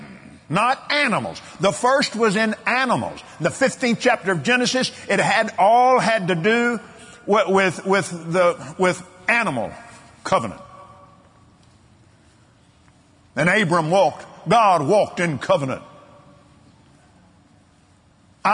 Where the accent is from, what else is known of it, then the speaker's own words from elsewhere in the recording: United States; old Americans like me